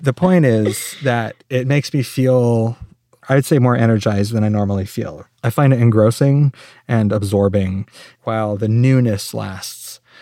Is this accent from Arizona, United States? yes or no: yes; Phoenix, Arizona, United States; I actually grew up in Phoenix